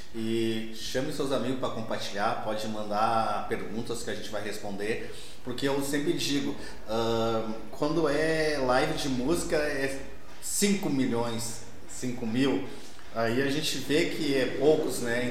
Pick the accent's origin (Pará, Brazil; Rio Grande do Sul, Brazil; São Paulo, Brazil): Rio Grande do Sul, Brazil; Gaúcho; nós somos gaúchos